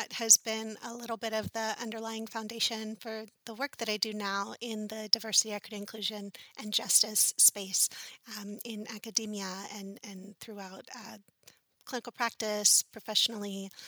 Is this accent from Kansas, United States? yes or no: no; Charleston, South Carolina, United States; I grew up in Charleston, South Carolina. I still live in this area. My family's originally from Puerto Rico, but my father was in the Navy. We come from a long line of veterans, and so we ended up here in this area when I was 3 years old.